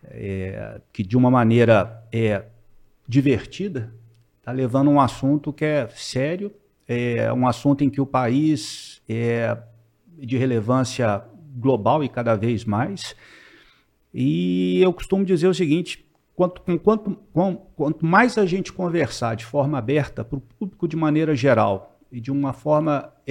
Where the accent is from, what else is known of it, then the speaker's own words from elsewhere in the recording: Belo Horizonte, Minas Gerais, Brazil; eu queria voltar para Belo Horizonte, eu sou de Belo Horizonte